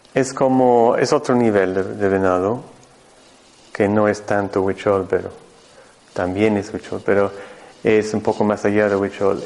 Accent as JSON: {"language": "Spanish", "country": "Mexico", "moved": "yes", "said": "yo vengo desde México, yo, mi centro está en el norte de México, en el desierto de San Luis Potosí"}